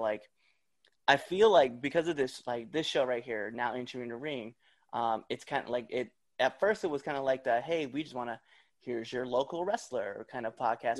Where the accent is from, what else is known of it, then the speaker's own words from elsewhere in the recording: Nebraska, United States; moved away; I'm from Nebraska originally.